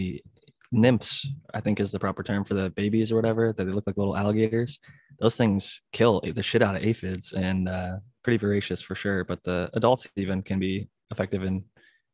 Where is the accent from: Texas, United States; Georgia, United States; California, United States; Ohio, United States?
Ohio, United States; I'm from Ohio, and all my buddies in college just called me …